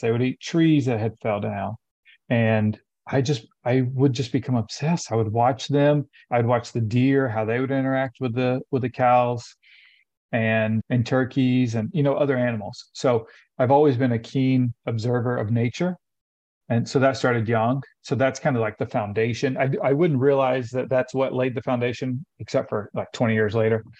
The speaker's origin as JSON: {"language": "English", "town": "Lafayette", "region": "Tennessee", "country": "United States", "tie": "born or raised there", "moved": "yes", "said": "I grew up in Tennessee. I'm originally from Tennessee, about an mm-hmm. hour north of Nashville. It's called, it's a small town called Lafayette."}